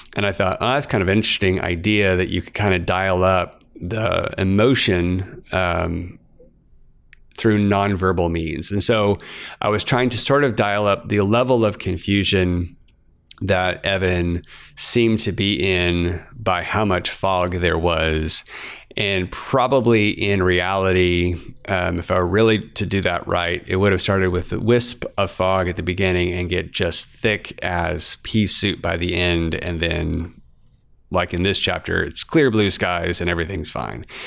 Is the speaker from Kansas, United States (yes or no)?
yes; Emporia, Kansas, United States; my hometown of Emporia, Kansas, and Emporia ain't that big.